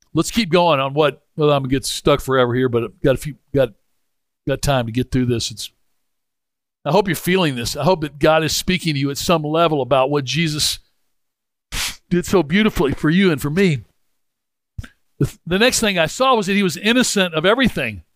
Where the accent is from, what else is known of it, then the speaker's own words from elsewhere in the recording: Memphis, Tennessee, United States; I grew up in Memphis